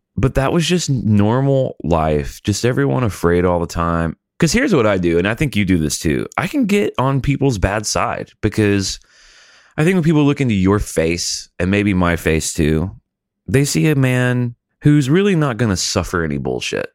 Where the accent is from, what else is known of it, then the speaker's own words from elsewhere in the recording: Montgomery, Alabama, United States; I'm from Alabama was born in Montgomery